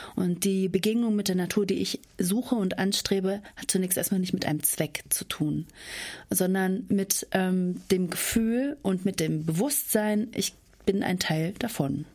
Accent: Spreewald, Brandenburg, Germany; moved away as an adult; now in Essen, Germany; Aber ich komme selber aus dem Spreewald. Also ich bin ein echtes Landei und lebe jetzt in der Großstadt. Ich bin auf einem Hof groß geworden

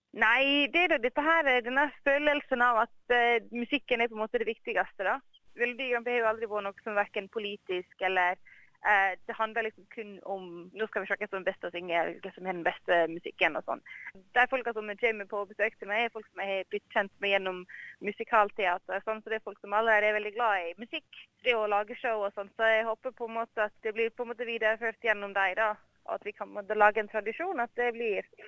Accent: Norway; moved away as an adult; now in Australia; Vi har jo alltid sett det hjemme i Norge

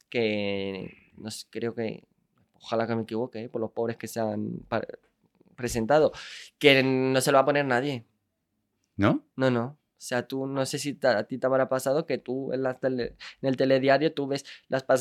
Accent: Andalusia, Spain; Andalucía es mi tierra, yo soy del sur.

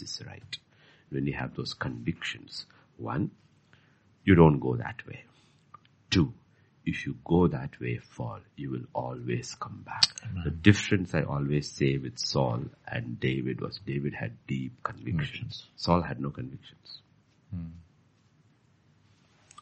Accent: Bhutan; Bhutan is as beautiful as Switzerland and uncontaminated at those years. So it was, I mean, the life I had as a child was fantastic

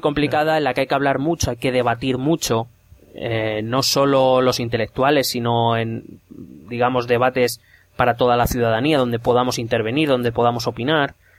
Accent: Madrid, Community of Madrid, Spain; aquí en Madrid nosotros no tenemos, no, no nos enseñan ni lengua catalana, ni cultura catalana

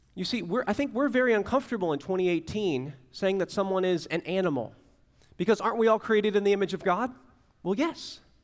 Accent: Central Florida, United States; now in Tallahassee, United States; I grew up in Central Florida where, like, a Category One was something you went to the beach for

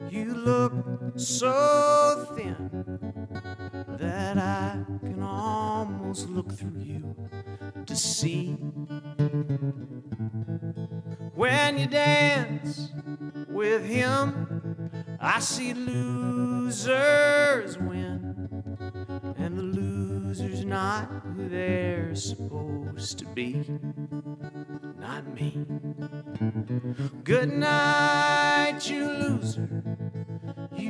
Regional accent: Swope, Virginia, United States; moved away as an adult; now in Virginia, United States; I grew up in the Shenandoah Valley in a little town called Swope

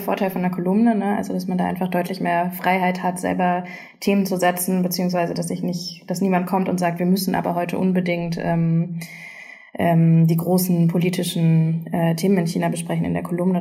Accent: Germany; ich bin nicht nicht wirklich richtig zweisprachig aufgewachsen in Deutschland

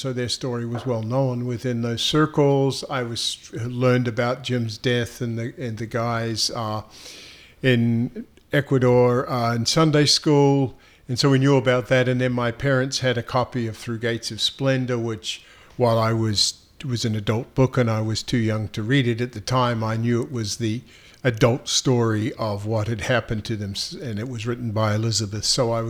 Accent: New Zealand; I was raised in the Plymouth Brethren denomination in New Zealand.

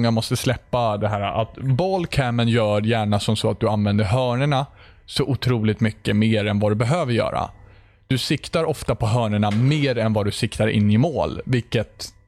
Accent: Sweden; Ser ni inte att jag är svensk heller?

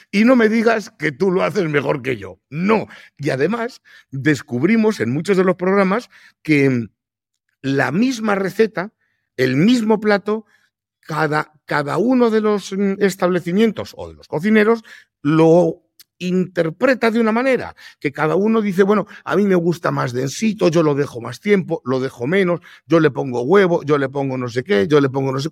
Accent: Madrid, Community of Madrid, Spain; yo soy madrileño y yo no hago cocido madrileño en el restaurante, pero no me toques el cocido.

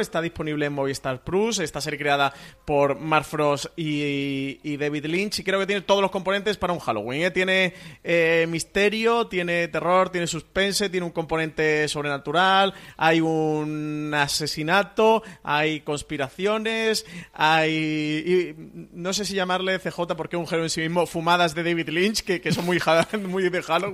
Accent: Andalusia, Spain; soy andaluz

